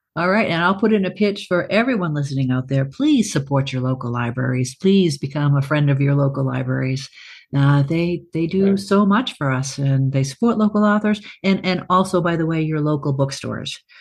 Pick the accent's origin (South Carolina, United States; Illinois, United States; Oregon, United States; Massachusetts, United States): Massachusetts, United States; South Shore of Boston; moved away; I grew up south shore of Boston, you know, on the ocean.